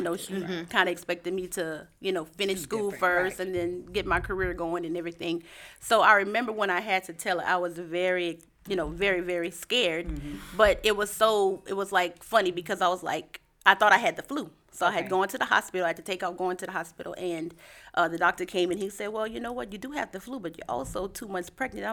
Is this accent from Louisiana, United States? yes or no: yes; Lafayette, Louisiana, United States; moved away as an adult; now in Houston, United States; I'm from Lafayette, Louisiana. I've been in Houston about 9 years